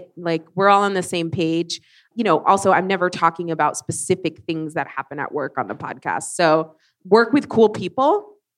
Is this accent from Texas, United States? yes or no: yes; Texas, United States; As a Texan